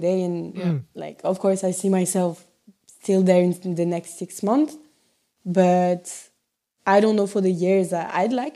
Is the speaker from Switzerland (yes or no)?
yes; French-speaking Switzerland, Romandy, Switzerland; first language French; English is a second language; moved away as an adult; also born or lived in Thailand; now in Melbourne, Australia; And I'm from the French part.